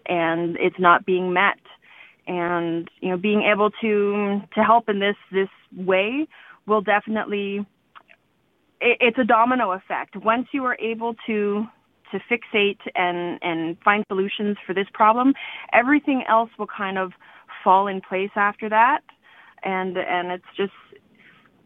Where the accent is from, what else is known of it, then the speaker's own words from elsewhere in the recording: Yellowknife, Northwest Territories, Canada; I grew up here in Yellowknife